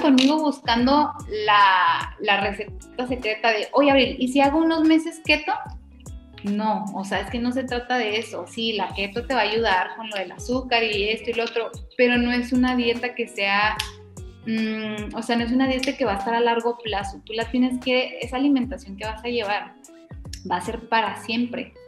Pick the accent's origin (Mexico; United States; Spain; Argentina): Mexico; somos mexicanas